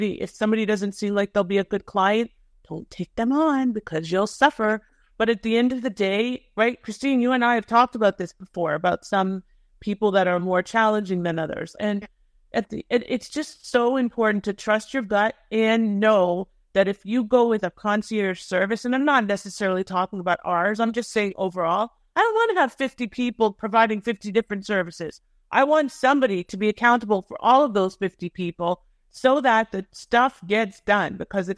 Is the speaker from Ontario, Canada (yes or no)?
yes; Thornhill, Ontario, Canada; I'm a Toronto girl, you know. {S0} Yeah. {S1} I grew up in Thornhill.